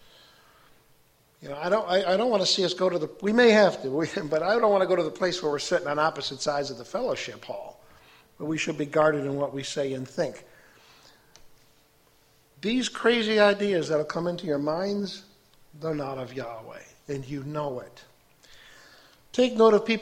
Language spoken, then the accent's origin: English; Chicago, Illinois, United States; now in Fulton, United States; I was raised a Catholic outside of Chicago